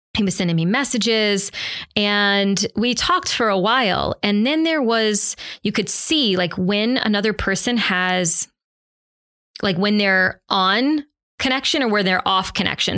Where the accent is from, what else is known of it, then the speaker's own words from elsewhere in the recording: the South, United States; I'm from the South